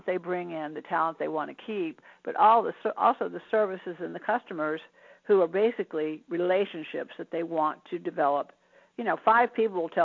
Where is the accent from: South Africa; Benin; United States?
United States; Washington, District of Columbia; I grew up in Washington, D.C., so I know about military, I know about government